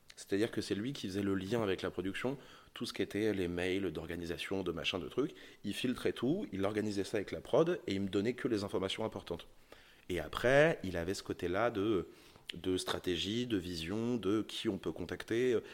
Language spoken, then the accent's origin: French; Charente, Nouvelle-Aquitaine, France; j'ai grandi en Charente